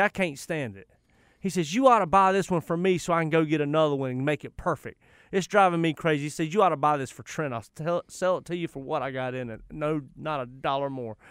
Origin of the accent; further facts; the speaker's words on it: Charlotte, North Carolina, United States; I'm from the West Side.